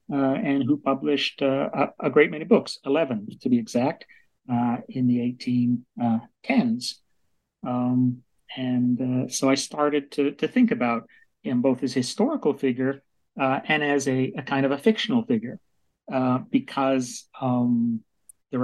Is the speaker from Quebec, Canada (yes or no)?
no; Vancouver, British Columbia, Canada; I grew up in Vancouver, British Columbia, Canada.